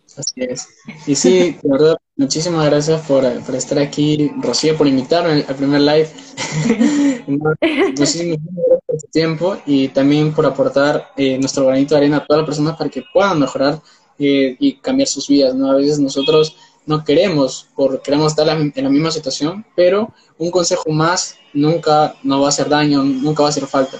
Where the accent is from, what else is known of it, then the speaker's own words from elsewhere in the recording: Peru; soy de Perú